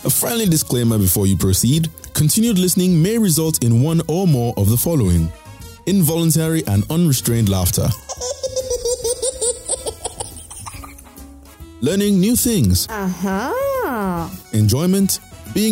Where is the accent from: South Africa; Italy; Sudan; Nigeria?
Nigeria; my home country of Nigeria